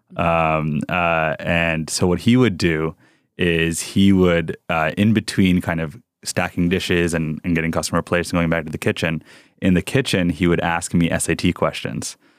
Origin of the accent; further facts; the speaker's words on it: Rockland County, New York, United States; English is a second language; also born or lived in South Bronx, New York / California; now in Texas, United States; we grew up outside in New York City uh, uh, in a town called Rockland County